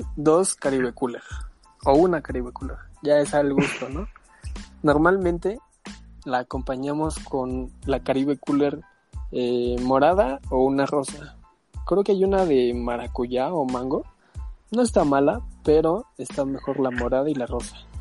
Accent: Mexico City, Mexico; also born or lived in Irapuato, Guanajuato; Desde pequeño me vine a vivir acá en la Ciudad de México.

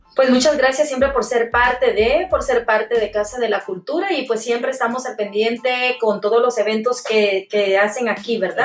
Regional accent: Mazatenango, Suchitepéquez, Guatemala; now in United States; yo soy de Mazatenango

